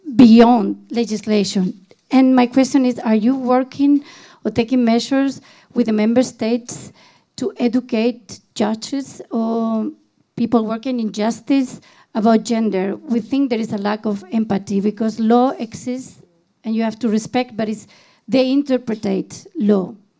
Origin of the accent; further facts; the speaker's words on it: Spain; moved away; my home country is Spain